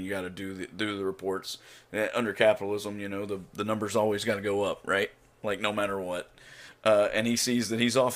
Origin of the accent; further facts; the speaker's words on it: Oklahoma, United States; the place where I grew up in Oklahoma was a railroad town